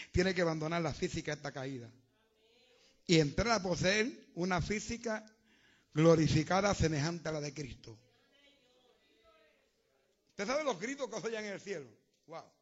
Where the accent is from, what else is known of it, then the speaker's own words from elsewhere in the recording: Puerto Rico; moved away; Mire, cuando salí de Puerto Rico, yo venía llorando en el avión. Ay, la, la prieta, la nena mía, la novia.